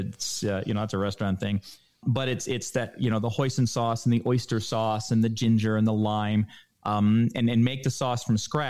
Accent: Florida, United States; moved away; I grew up in Florida

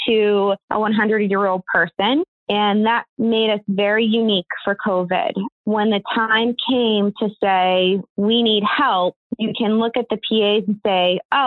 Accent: southern New Hampshire, United States; moved away as an adult; also born or lived in Pittsburgh, Pennsylvania; now in New York, United States; I'm originally from New Hampshire, more southern New Hampshire. There's a difference. So kind of a suburb of Boston.

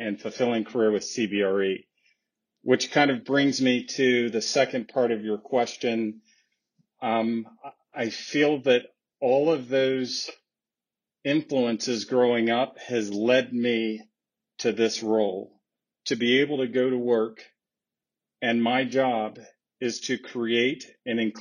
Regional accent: Flint, Michigan, United States; I was born and raised in Flint, Michigan

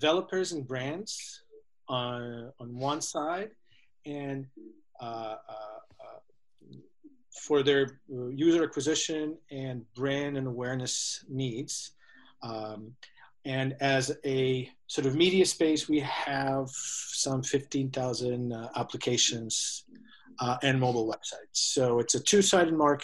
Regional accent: Serbia; moved away as an adult; also born or lived in San Francisco; I am originally from Serbia. I came to San Francisco to do my MBA back in 2002

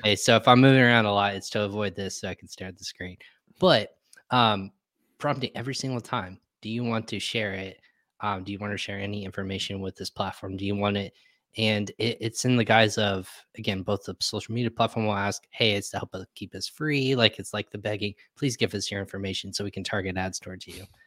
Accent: Texas, United States; I was actually born and raised in Texas

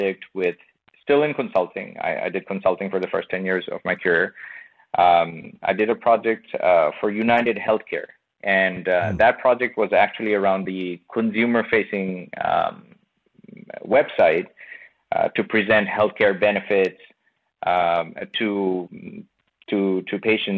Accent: Bangladesh; moved away; I come from Bangladesh. I was born and brought up in Bangladesh

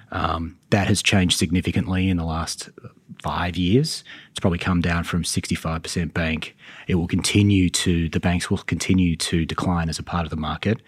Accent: Sydney, New South Wales, Australia; moved away as an adult; now in Charlotte, United States; So in Sydney.

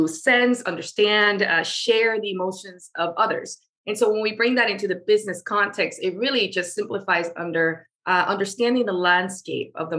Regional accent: Venezuela; now in Florida, United States; I live in the States, and specifically in the state of Florida. I'm originally from Venezuela.

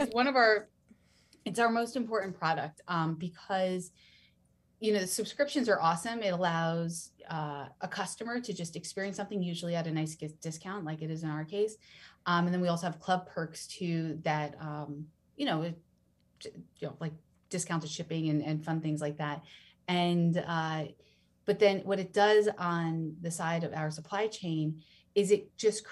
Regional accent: New Jersey, United States; moved away; I'm from New Jersey originally

